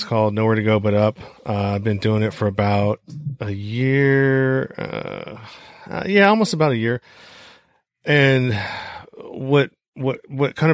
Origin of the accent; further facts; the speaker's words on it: Bay Area, Northern California, United States; I'm from Northern California, Bay Area